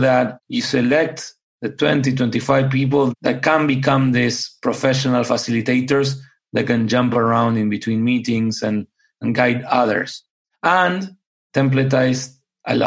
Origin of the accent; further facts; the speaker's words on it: Buenos Aires, Argentina; also born or lived in upstate New York, United States; now in United States; I grew up in Buenos Aires, Argentina